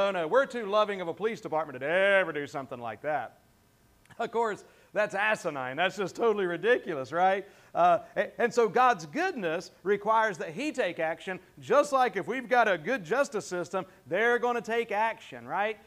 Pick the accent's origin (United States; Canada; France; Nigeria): United States; the South, Southern United States; accent: Southern; that's one of my words as a Southerner